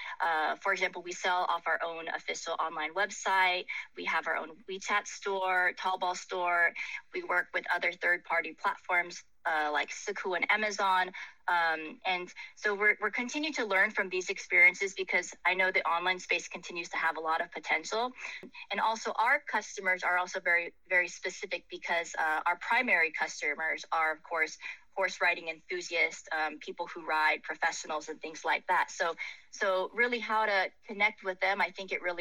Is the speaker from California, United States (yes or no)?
yes; Silicon Valley, California, United States; moved away; originally my hometown is from Silicon Valley